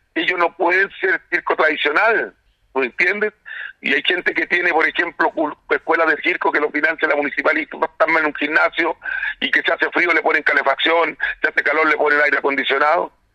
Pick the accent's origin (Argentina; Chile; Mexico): Chile; como todos chilenos